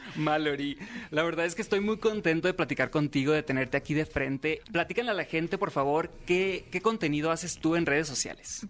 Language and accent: Spanish; Sinaloa, Mexico; soy locutor sinaloense